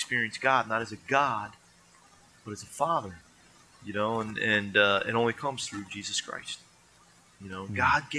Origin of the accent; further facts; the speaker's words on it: New Jersey, United States; we're from New Jersey.